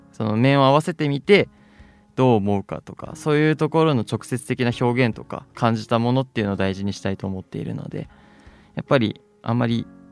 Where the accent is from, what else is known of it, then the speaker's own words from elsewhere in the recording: Date, Hokkaido, Japan; moved away as an adult; also born or lived in Miyagi; now in Sendai, Japan; 北海道の伊達市というところでして